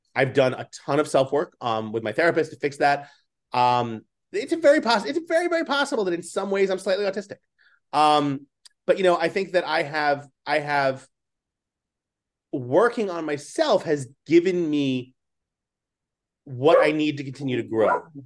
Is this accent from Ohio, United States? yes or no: no; New York City, New York, United States; also born or lived in Manhattan, New York City; I grew up in Staten Island, even though I was a city kid, and I went to high school in the city